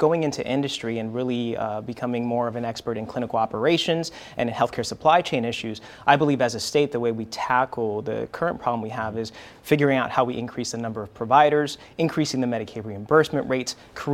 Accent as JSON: {"language": "English", "town": "Central Falls", "region": "Rhode Island", "country": "United States", "tie": "born or raised there", "said": "growing up in Central Falls, a square mile city"}